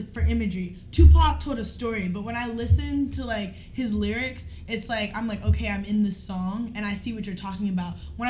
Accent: New York, United States; because I'm from New York.

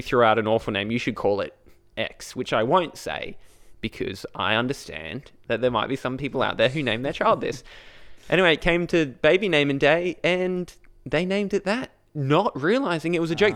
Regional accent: Brisbane, Queensland, Australia; I said Brisbane.

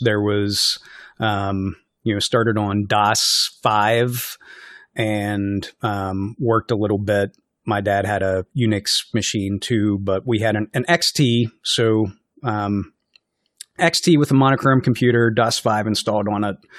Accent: West Virginia, United States; now in Minnesota, United States; I'm from West Virginia

